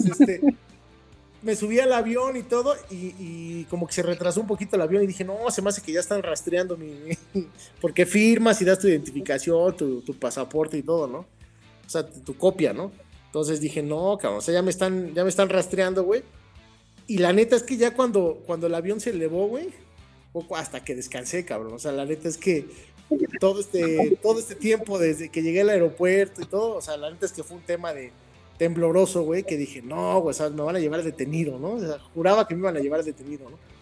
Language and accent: Spanish; Mexico; como buen mexicano